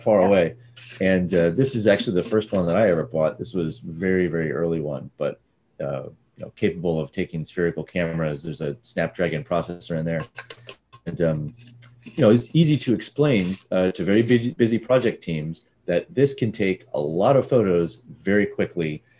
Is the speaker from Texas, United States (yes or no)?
yes; Austin, Texas, United States; also born or lived in Dallas / San Francisco; now in Santa Barbara, United States; I was born in Dallas and raised in Austin